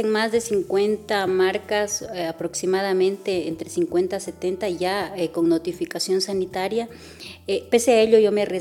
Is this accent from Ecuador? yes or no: yes; Olmedo, Ecuador; la materia prima yo lo traigo de, de mi, de mi cantón, de donde yo soy